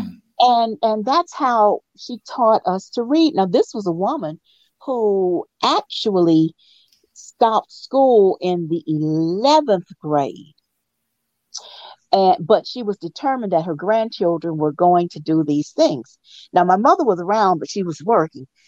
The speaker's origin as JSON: {"language": "English", "town": "Columbia", "region": "South Carolina", "country": "United States", "tie": "born or raised there", "also_born_or_lived": "Virginia", "said": "I am originally from Columbia, South Carolina."}